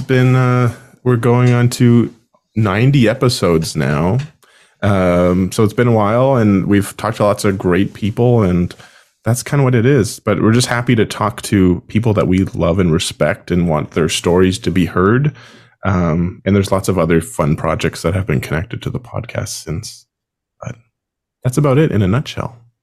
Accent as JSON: {"language": "English", "town": "Summerside", "region": "Prince Edward Island", "country": "Canada", "also_born_or_lived": "Sackville, New Brunswick", "moved": "as an adult", "said": "I'm originally from Summerside, Prince Edward Island, Canada"}